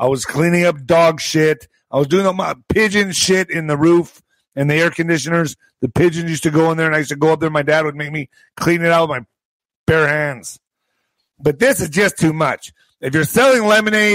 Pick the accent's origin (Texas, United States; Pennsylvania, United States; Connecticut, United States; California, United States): Texas, United States; El Paso; also born or lived in Ciudad Juárez, Chihuahua, Mexico; I grew up on both sides of the border. I grew up in El Paso and in Juarez, going back and forth my whole life.